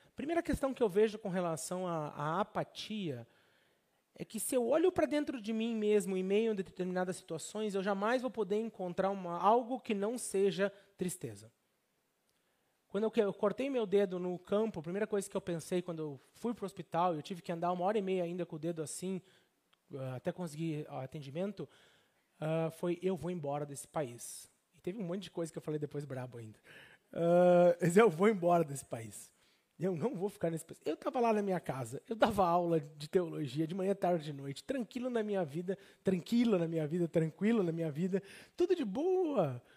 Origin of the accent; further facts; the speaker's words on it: Brazil; moved away as an adult; eu era brasileiro